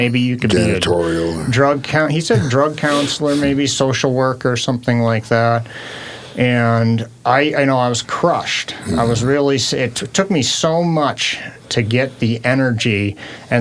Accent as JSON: {"language": "English", "town": "Portland", "region": "Maine", "country": "United States", "tie": "born or raised there", "moved": "as an adult", "lives_now": "Washington, United States", "said": "This was my home state. Portland, Maine is where I grew up"}